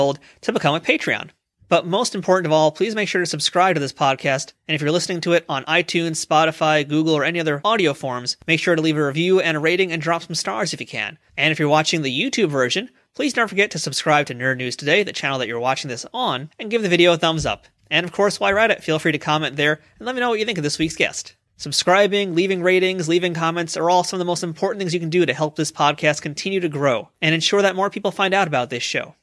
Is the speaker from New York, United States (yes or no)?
yes; New York, United States; I'm a New Yorker